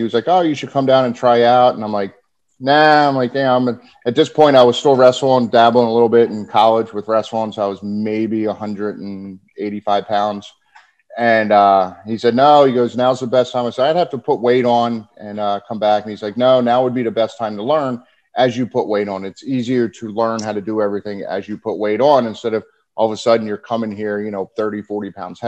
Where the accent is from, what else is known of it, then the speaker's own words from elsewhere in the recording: Stratford, New Jersey, United States; also born or lived in Berlin, New Jersey; I actually grew up in Stratford, and then my house was in Berlin before I moved down here. So just right outside Philly. I'm a Camden County boy.